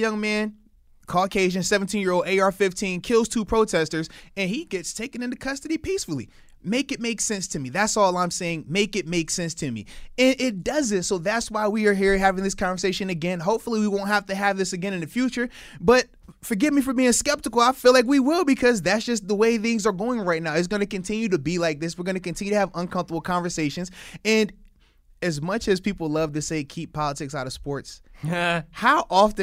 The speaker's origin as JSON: {"language": "English", "country": "United States", "tie": "born or raised there", "said": "I wasn't born in Africa. I was born in America"}